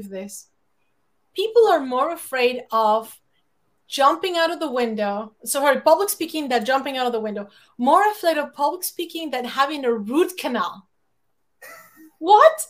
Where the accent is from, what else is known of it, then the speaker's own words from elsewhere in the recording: Mexico City, Mexico; English is a second language; moved away; I grew up in Mexico City. It used to be called DF, and now it's like Mexico City